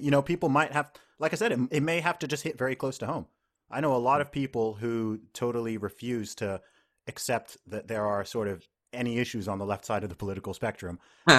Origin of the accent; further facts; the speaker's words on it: United Kingdom; I'm the British women's deadlift record holder.